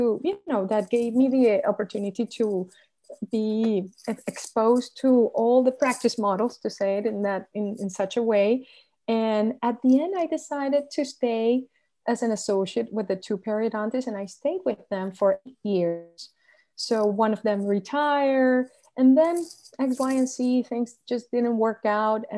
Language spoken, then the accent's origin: English; Venezuela; moved away as an adult; also born or lived in Chapel Hill, North Carolina; now in Miami, United States; I was born and raised in Venezuela